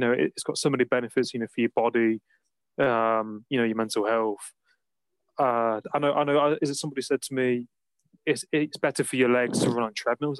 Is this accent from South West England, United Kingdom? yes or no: no; Nottingham, East Midlands, United Kingdom; moved away; I I'm from Nottingham originally